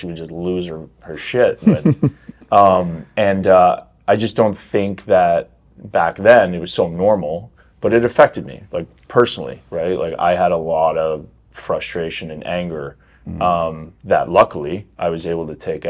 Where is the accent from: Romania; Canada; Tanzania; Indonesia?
Canada; I grew up in Canada.